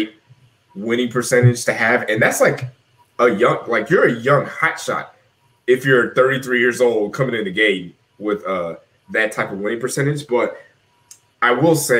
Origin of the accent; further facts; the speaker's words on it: Georgia, United States; I grew up in Georgia